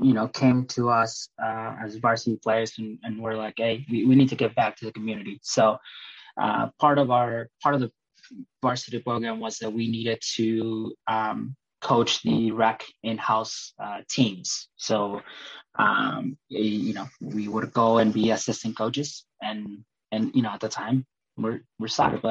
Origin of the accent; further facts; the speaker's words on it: Northfield, Minnesota, United States; also born or lived in Colorado; I grew up in Minnesota, Northfield, Minnesota.